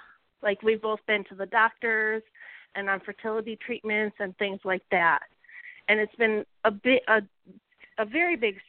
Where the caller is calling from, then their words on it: Wisconsin, United States; I'm calling from Wisconsin.